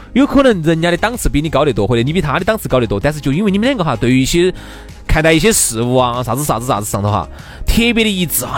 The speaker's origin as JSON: {"language": "Chinese", "town": "Chengdu", "region": "Sichuan", "country": "China", "said": "现在我们这种四川的朋友"}